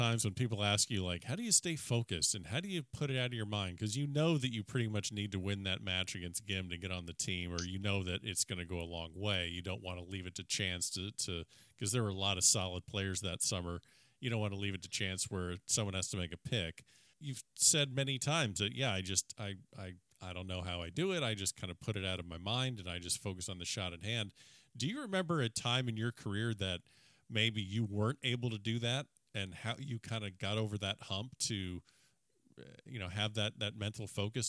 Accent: Clemson, South Carolina, United States; I'm from Clemson, and I shot 84 today.

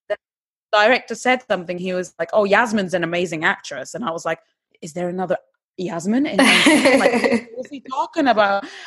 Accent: Istanbul, Turkey; English is a second language; moved away as an adult; also born or lived in England; now in United Kingdom; I'm originally born and bred in Istanbul, and about 12 years ago, I came to England to study.

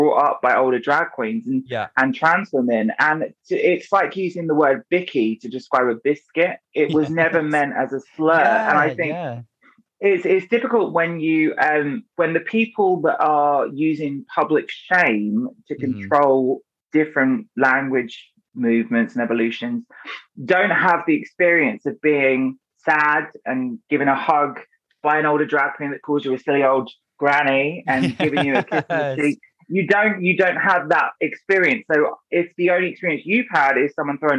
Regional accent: Brighton, South East England, United Kingdom; I grew up in Brighton

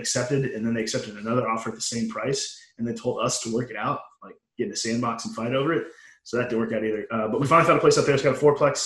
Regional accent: United States; moved away as an adult; also born or lived in Nebraska / Texas / Oklahoma / San Diego; I grew up in Nebraska and Texas

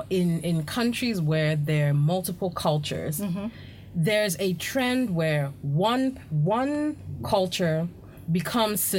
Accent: Ghana; being Ghanaian does not automatically.

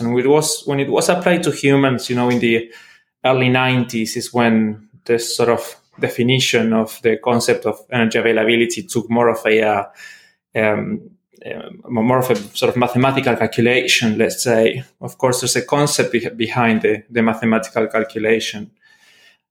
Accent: Argentina; moved away as an adult; also born or lived in Melbourne, Australia / Norway; now in Liverpool, United Kingdom; I'm originally from Argentina, trained as a biologist

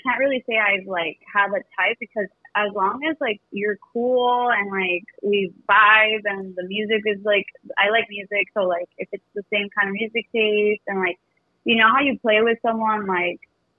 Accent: Imperial Valley, California, United States; moved away as an adult; now in Phoenix, United States; I'm 31. I live in Phoenix, but I'm originally from California.

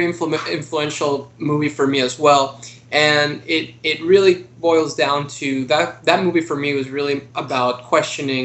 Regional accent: Mexico City, Mexico; now in United States; I came to the U.S. I'm originally from Mexico City

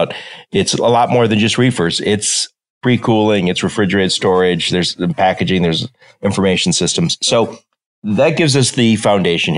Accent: Detroit, Michigan, United States; I'm from Detroit and I worked in automotive for a long time.

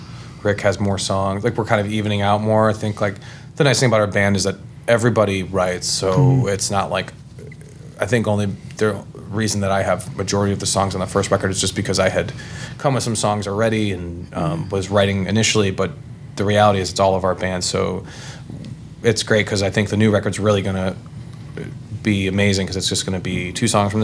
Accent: Virginia, United States; I'm from Franklin County, and that song just resonates with me.

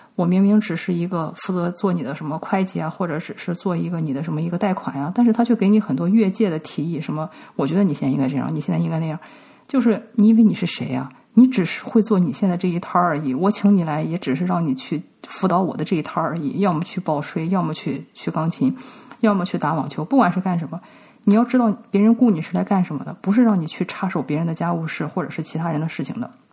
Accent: China; now in United States; 我们中国人

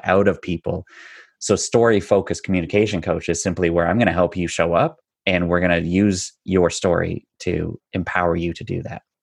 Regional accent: north of Toronto, Ontario, Canada; I am just a little north of Toronto, Ontario, born and raised

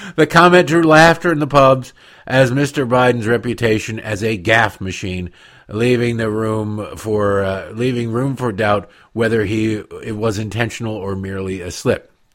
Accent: United States; as an American

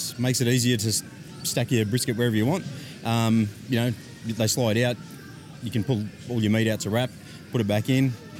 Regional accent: Melbourne, Victoria, Australia; We're all from Melbourne, yes, the three of us.

